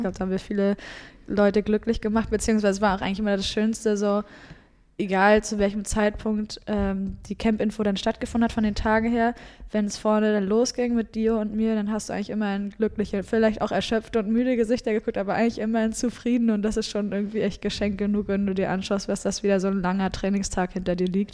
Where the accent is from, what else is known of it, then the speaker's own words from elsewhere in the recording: Rostock, Mecklenburg-Vorpommern, Germany; aus meiner Heimat da, aus Rostock